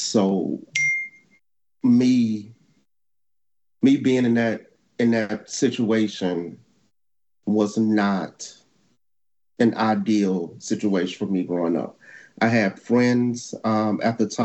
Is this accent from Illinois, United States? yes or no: yes; Chicago, Illinois, United States; moved away as an adult; me growing up in Chicago. Okay. That's where I'm originally from